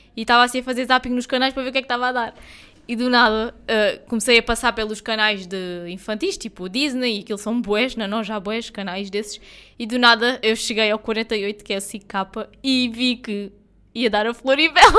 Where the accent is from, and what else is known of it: Portugal